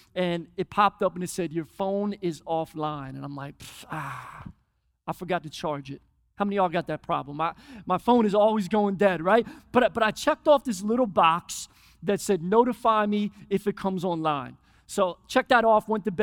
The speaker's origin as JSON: {"language": "English", "town": "Philadelphia", "region": "Pennsylvania", "country": "United States", "tie": "born or raised there", "said": "I grew up in Philly"}